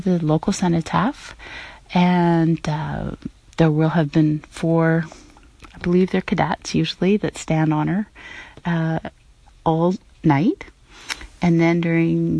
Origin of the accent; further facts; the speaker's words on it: United States; now in Canada; I'm American living in Canada